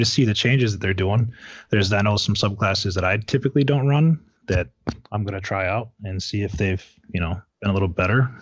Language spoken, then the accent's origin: English; Michigan, United States; I grew up in Michigan